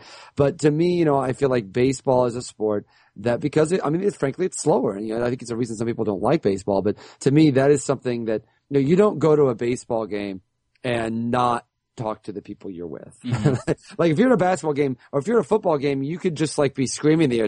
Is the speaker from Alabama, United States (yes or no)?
no; Central Illinois, United States; We're from Central Illinois